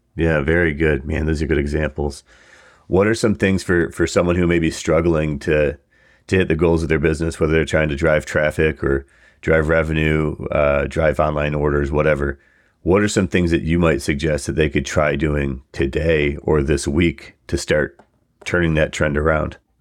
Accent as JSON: {"language": "English", "town": "Buffalo", "region": "New York", "country": "United States", "said": "being from Buffalo, we're both actually from Buffalo area."}